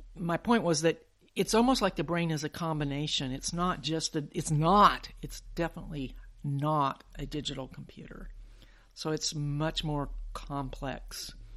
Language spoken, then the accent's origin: English; Huntsville, Alabama, United States; I grew up in Huntsville